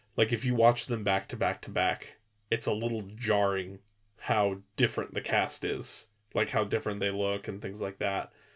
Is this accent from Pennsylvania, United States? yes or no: no; California, United States; I grew up in California